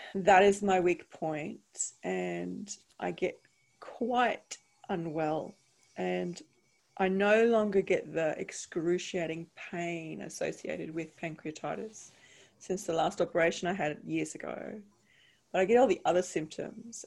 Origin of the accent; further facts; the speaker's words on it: Brisbane, Queensland, Australia; moved away; I'm from Brisbane